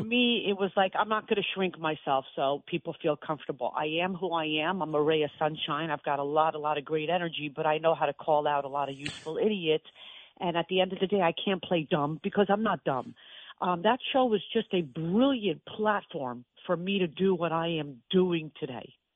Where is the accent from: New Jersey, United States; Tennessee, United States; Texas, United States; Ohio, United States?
New Jersey, United States; Cherry Hill; born or raised there; also born or lived in Israel